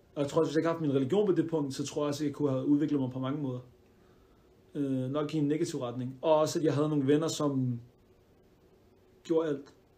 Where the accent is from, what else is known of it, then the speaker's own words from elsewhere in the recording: Denmark; jeg er dansk marokkaner i den forstand, at mine forældre er fra Marokko af, mm. men øh, jeg er født og opvokset her